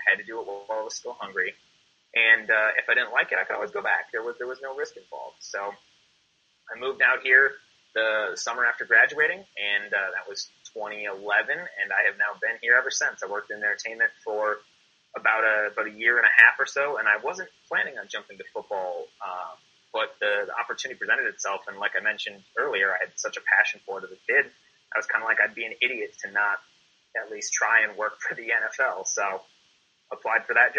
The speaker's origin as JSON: {"language": "English", "region": "Midwest", "country": "United States", "tie": "born or raised there", "said": "growing up in the Midwest, I saw an article once where I think something like 75% of the people, or maybe even more, that grow up in Wisconsin stay in Wisconsin."}